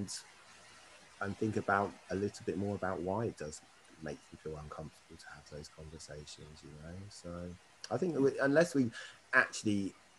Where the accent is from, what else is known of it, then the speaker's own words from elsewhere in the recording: Berkshire, South East England, United Kingdom; now in London, United Kingdom; I grew up in Berkshire, I've lived all around the UK